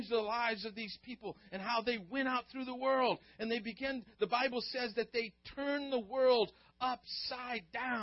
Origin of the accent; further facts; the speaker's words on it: South Louisiana, United States; also born or lived in Stockton, California; I grew up in South Louisiana and had to learn French until sixth grade